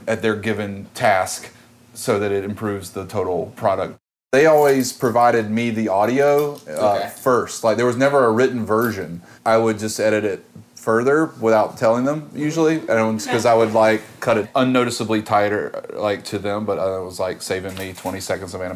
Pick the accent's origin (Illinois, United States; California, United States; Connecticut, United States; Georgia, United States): Georgia, United States; now in New York, United States; I'm from Georgia. I grew up about 4 hours south of Atlanta